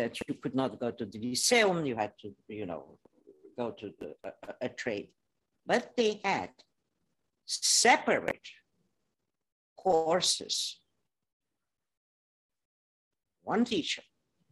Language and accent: English; Transylvania, Romania; English is a second language; moved away as an adult; now in United States; I am from Transylvania, but that's became part of Romania.